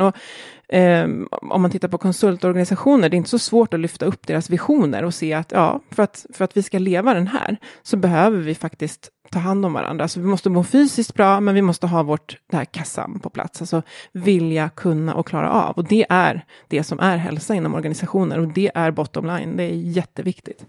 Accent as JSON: {"language": "Swedish", "town": "Jakobsberg", "region": "Stockholm County", "country": "Sweden", "tie": "born or raised there", "also_born_or_lived": "Australia / Åre", "said": "jag är uppväxt i Jakobsberg"}